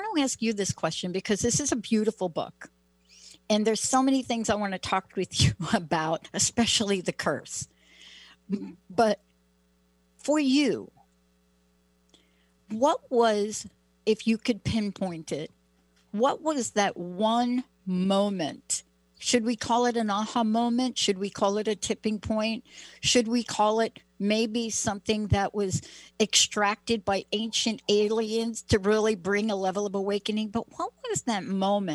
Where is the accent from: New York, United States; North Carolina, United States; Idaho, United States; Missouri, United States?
New York, United States; I'm a kid from New York.